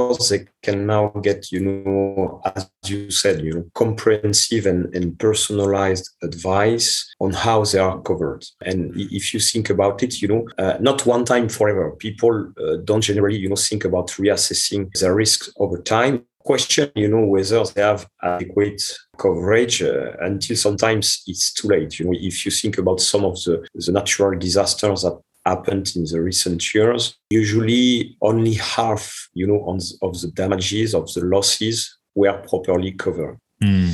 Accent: France; English is a second language; moved away as an adult; also born or lived in India; now in Montreal, Canada; I am originally from France and my mother is Italian

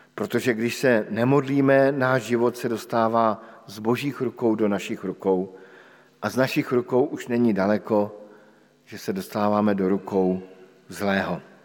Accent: Bohemia, Czechia; u nás v Čechách

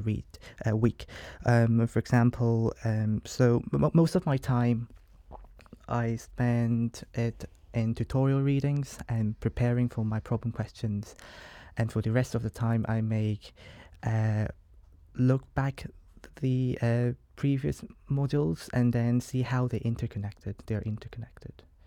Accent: Hong Kong; moved away as an adult; as you can tell by my accent, I'm not from here, and I'm from Hong Kong, an international student from Hong Kong

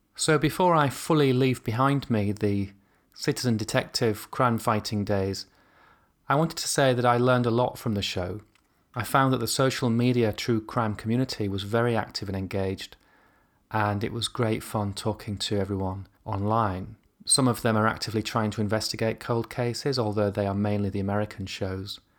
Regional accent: near York, Yorkshire and the Humber, United Kingdom; moved away; I grew up near York.

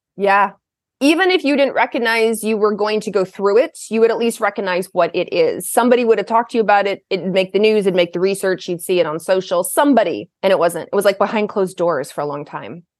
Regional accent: Kentucky, United States; moved away as an adult; now in Portland, United States; I grew up in the South. I grew up in Kentucky

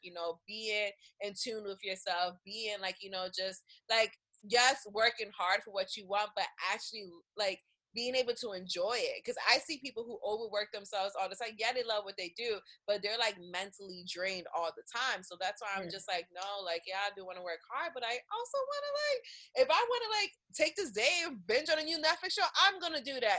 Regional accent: Philadelphia, Pennsylvania, United States; I'm from Philly

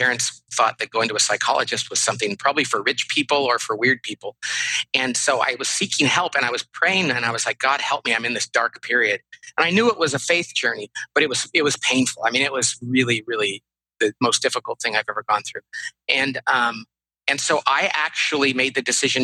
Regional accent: Bakersfield, California, United States; moved away; I grew up in Central California in a town called Bakersfield

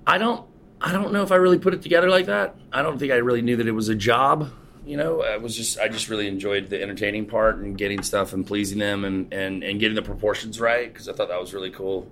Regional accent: Charleston, South Carolina, United States; also born or lived in Folly Beach, South Carolina; I grew up here in Charleston. Uh, I grew up over on James Island, which is just like one of the, I guess, one of the barrier islands to the city

